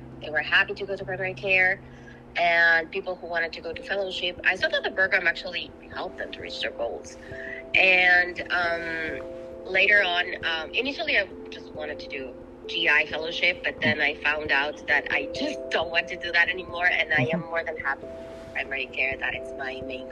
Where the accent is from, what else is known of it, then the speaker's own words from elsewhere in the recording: Ecuador; moved away as an adult; now in United States; I am originally from Ecuador. I am an IMG. I, of course, did my med school there